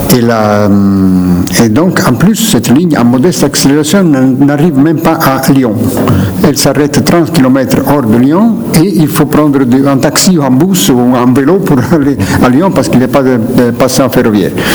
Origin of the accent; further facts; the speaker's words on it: Naples, Campania, Italy; first language Neapolitan; French is a second language; Naples est mon de départ. Je suis né là, je suis grandi là. ma langue maternelle première était